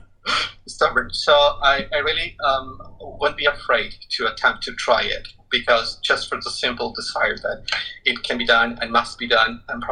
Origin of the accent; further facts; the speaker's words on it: Quito, Pichincha, Ecuador; moved away; I'm originally from Quito, Ecuador. And okay. In Ecuador, the capital city, it's in a very high altitude in the Andes Mountains.